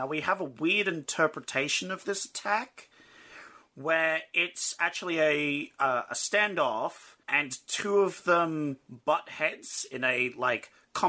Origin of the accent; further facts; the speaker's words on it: Australia; Yeah, we're Australian.